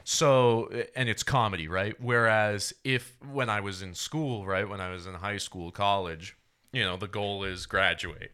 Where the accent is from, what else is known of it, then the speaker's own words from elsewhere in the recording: Rhode Island, United States; now in Austin, United States; I'm from Rhode Island